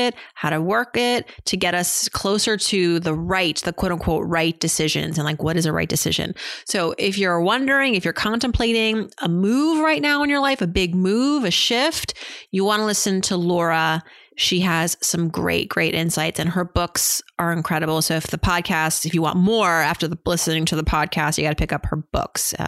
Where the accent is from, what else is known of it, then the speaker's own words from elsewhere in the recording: Massachusetts, United States; growing up in Massachusetts